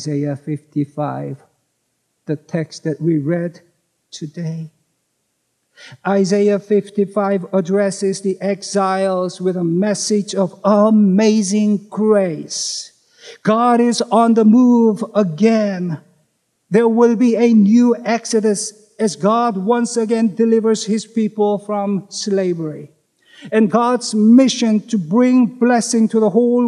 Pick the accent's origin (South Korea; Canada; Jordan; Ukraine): South Korea; moved away as an adult; now in United States; Though I'm a U.S. citizen, unlike most of you, I was born in Korea and grew up there